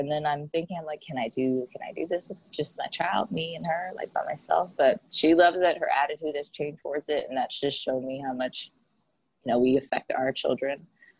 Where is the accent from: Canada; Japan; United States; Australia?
Japan; Fussa, Tokyo; Yeah, Fusa. Yep, born and raised in Fusa, Japan. And I was actually born off base